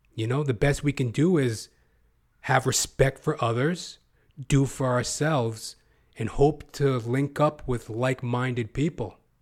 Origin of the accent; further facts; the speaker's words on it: Edmonton, Alberta, Canada; I was growing up in Edmonton, Alberta